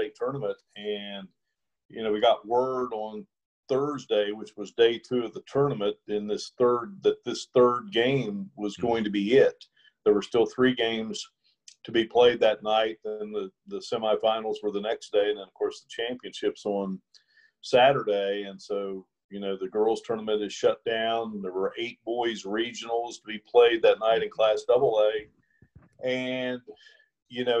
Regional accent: Ripley, West Virginia, United States; just being here in my hometown

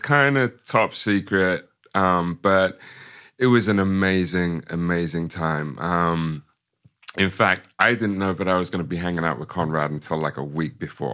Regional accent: Ipswich, East of England, United Kingdom; moved away as an adult; also born or lived in Brooklyn, New York; I was born and raised in Ipswich

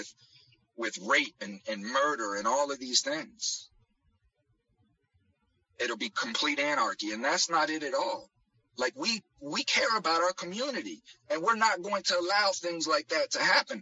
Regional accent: United States; us American citizens

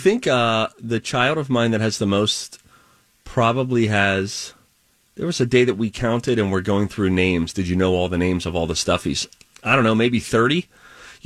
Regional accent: Springdale, Pennsylvania, United States; growing up in Springdale, Pennsylvania

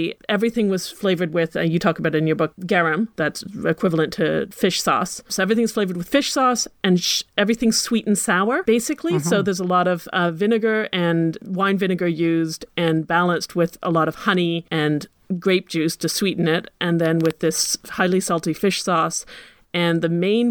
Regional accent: Ottawa, Ontario, Canada; I grew up at the same time in Ottawa

